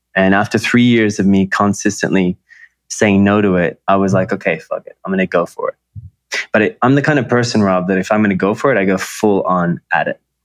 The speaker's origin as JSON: {"language": "English", "country": "Australia", "tie": "born or raised there", "also_born_or_lived": "Los Angeles, United States / New York, United States", "moved": "as an adult", "lives_now": "Bali, Indonesia", "said": "I was raised in Australia. I was born in Australia"}